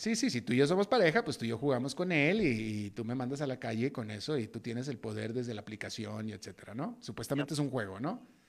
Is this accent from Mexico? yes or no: yes; Mexico; moved away as an adult; now in United States; soy latinoamericano y me defino como latinoamericano, nacido en México, pero definitivamente latinoamericano, viviendo más de dos décadas en Estados Unidos